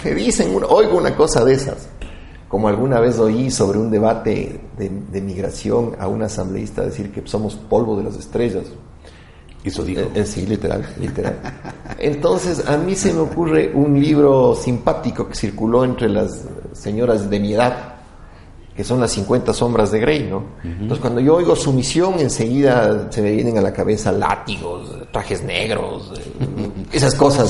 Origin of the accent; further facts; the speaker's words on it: Quito, Pichincha, Ecuador; como quiteño